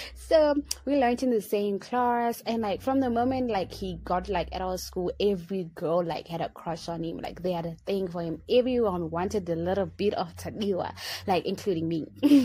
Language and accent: English; Harare, Zimbabwe; I am the girl from Harare